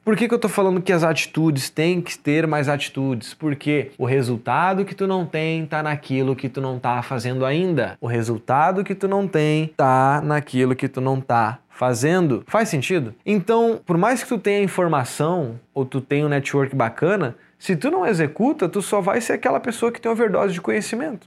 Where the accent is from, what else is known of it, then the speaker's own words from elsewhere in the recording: Porto Alegre, Rio Grande do Sul, Brazil; now in Florianópolis, Brazil; Sou gaúcho de Porto Alegre